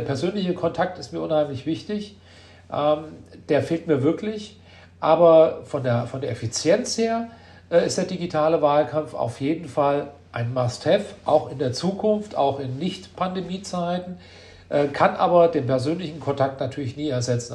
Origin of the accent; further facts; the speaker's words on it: Marburg, Hesse, Germany; ich Marburger bin in der sechsten Generation und äh, ich liebe diese Stadt, das ist meine Heimat.